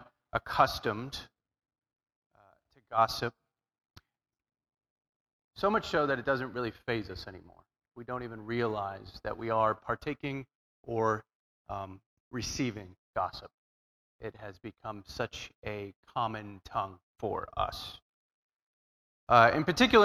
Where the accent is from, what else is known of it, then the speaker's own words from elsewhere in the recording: Southern California, United States; I'm from Southern California